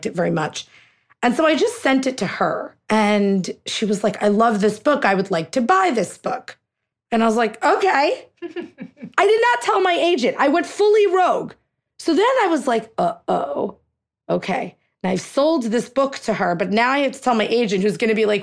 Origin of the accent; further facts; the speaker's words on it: United States; So my parents are both from India. My husband is a turban-wearing Sikh, and his parents are both from India. So we are, you know, we're American. We're Indian-Americans